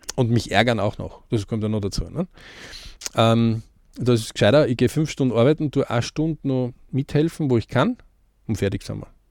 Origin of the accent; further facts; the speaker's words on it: Austria; bei uns in Österreich